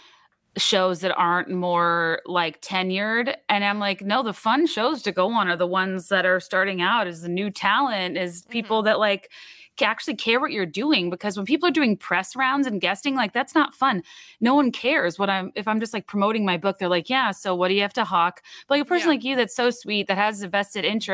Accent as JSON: {"language": "English", "region": "East Coast", "country": "United States", "tie": "born or raised there", "moved": "as an adult", "lives_now": "Chicago, United States", "said": "I grew up on the East Coast"}